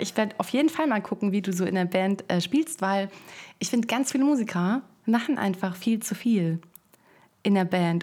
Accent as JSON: {"language": "German", "town": "Frankfurt", "region": "Hesse", "country": "Germany", "moved": "as an adult", "lives_now": "Berlin, Germany", "said": "Ich komme aus Frankfurt am Main"}